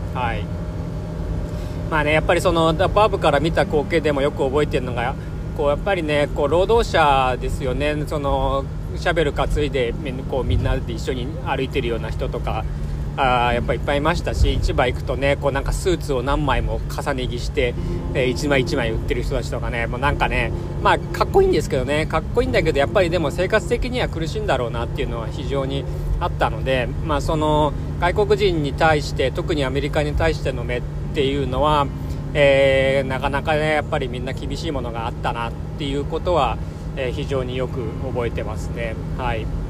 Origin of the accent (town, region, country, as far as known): Japan